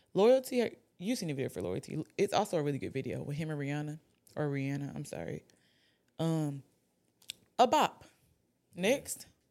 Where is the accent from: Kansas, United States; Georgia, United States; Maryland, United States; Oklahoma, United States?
Georgia, United States; Atlanta; I'm from Atlanta.